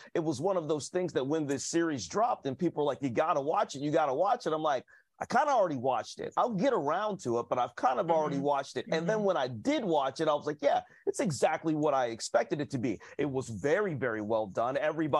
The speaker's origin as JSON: {"language": "English", "town": "Columbus", "region": "Ohio", "country": "United States", "tie": "born or raised there", "said": "coming from where I come from in Columbus, Ohio"}